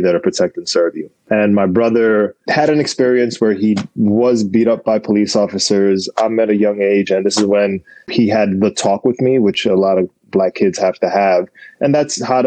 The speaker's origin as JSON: {"language": "English", "town": "New York City", "region": "New York", "country": "United States", "tie": "born or raised there", "also_born_or_lived": "Buffalo, New York", "moved": "as an adult", "lives_now": "Los Angeles, United States", "said": "I was born and raised in the Bronx, about a mile away from Yankee Stadium"}